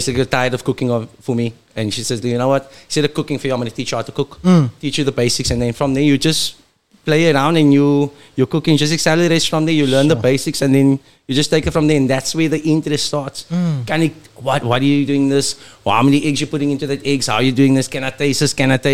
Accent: Strandfontein, Western Cape, South Africa; I am proudly from Strandfontein. I represent the 393.

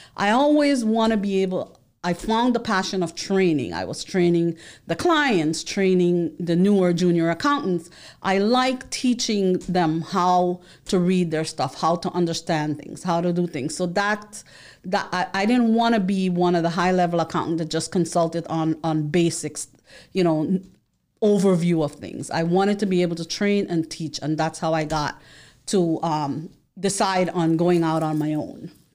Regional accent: New York City, New York, United States; moved away as an adult; now in Florida, United States; I am from the Bronx, Boogie Down Bronx

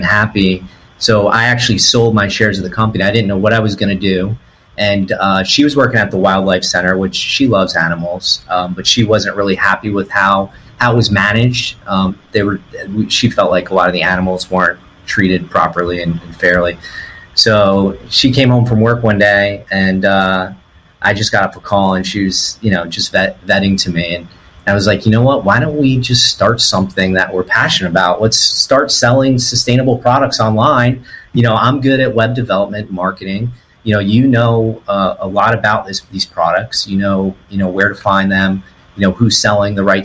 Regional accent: Treasure Coast, Florida, United States; I grew up as a kid in the woods, where we lived growing up on the Treasure Coast in the early 90s.

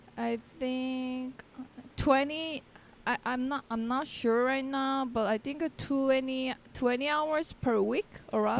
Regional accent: South Korea; first language Korean; English is a second language; moved away as an adult; also born or lived in Melbourne, Australia; now in Medellin, Colombia; I was born and raised in Korea, and I was in Korea till my thirty.

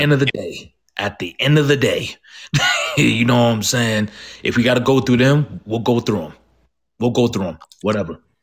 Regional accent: Georgia, United States; I'm from Georgia, and I'm very familiar with Georgia sports

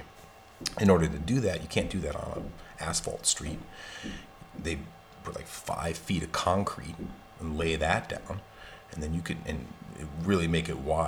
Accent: Tucson, Arizona, United States; moved away; where I grew up in the Southwest, in Tucson, Arizona

